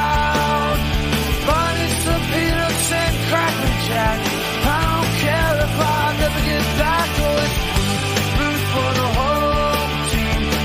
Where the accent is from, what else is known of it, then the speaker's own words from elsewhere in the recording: Fort Macleod, Alberta, Canada; growing up in Fort McLeod, right across from Little League Park